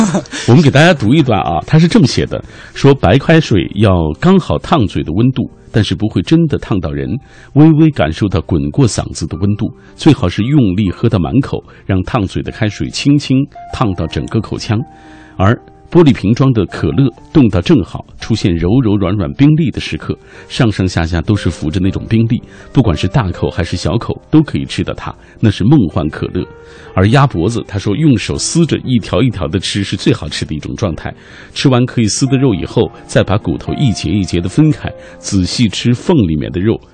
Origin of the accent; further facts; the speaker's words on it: China; 我们中国人的传统是，呃，过完十五就算过完，过完这个年了